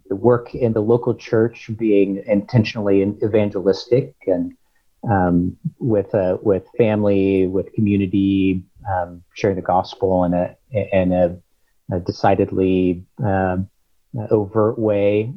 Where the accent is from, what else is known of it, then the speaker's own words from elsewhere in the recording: Topeka, Kansas, United States; moved away as an adult; also born or lived in Pennsylvania; now in Stillwater, United States; I grew up in Topeka, Kansas